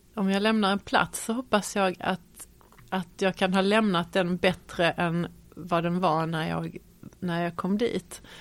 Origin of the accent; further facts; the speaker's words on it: Malmö, Skåne, Sweden; Jag är född och eh, uppvuxen i Malmö